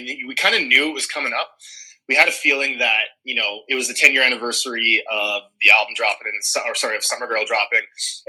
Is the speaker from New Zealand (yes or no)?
no; Edmonton, Alberta, Canada; we're all originally from Edmonton. So back in about 2003, I was still in high school, essentially.